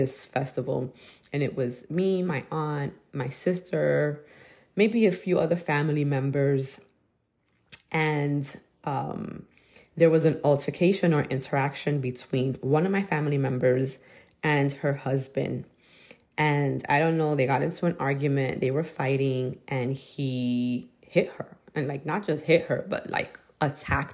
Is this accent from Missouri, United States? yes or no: no; New York City, New York, United States; I was growing up in Brooklyn